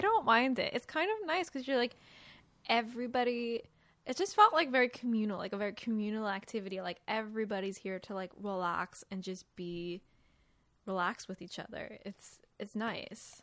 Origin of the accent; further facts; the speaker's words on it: West Coast, United States; moved away; I'm from the West Coast